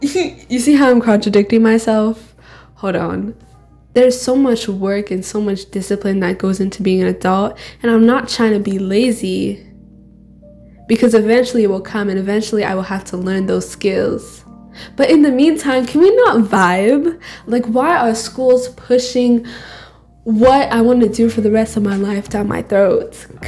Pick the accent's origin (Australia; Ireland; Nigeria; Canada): Nigeria; accent: Nigerian; And you'll hear my white accent, right? It's hard for my Nigerian accent to come out when I'm not with Jomi, but it's fine.